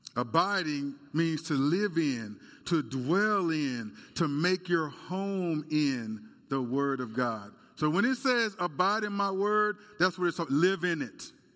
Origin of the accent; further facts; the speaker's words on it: United States; As Americans